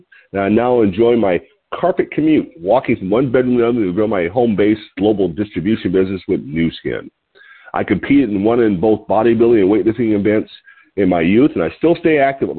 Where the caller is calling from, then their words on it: Lompoc, California, United States; I'm your host today. I'm calling in from Lompoc, California, which is 54 miles north of Santa Barbara on California's beautiful central coast.